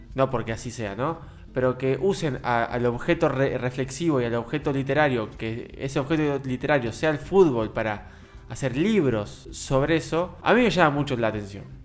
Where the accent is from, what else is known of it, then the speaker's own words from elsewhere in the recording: Argentina; como todos los argentinos